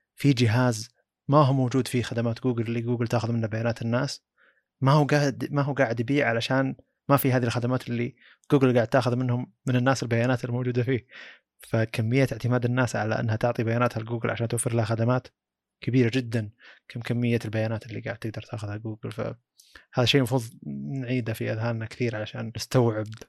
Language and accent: Arabic; Saudi Arabia; عندنا بالسعوديه